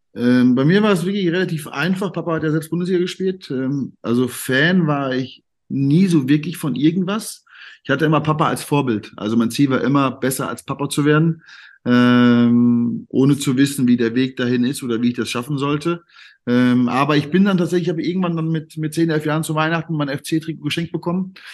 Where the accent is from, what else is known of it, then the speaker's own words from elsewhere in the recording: Siegen, North Rhine-Westphalia, Germany; also born or lived in Cologne; Und ich bin ja, ich bin ja eigentlich gebürtiger Kölner. Äh, meine Eltern kommen ja beide aus dem Siegerland. Ja. Und dann bin ich mit viereinhalb, also ich weiß es nicht mehr, aber bin ich anscheinend zurück ins Siegerland gezogen. Und von daher habe ich ja dort meine ganze Jugend und meine ganze Kindheit verbracht